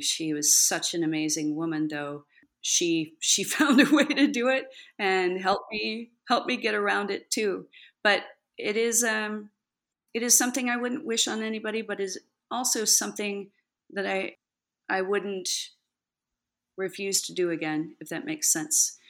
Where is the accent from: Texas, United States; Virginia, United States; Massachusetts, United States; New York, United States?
Texas, United States; born or raised there; also born or lived in California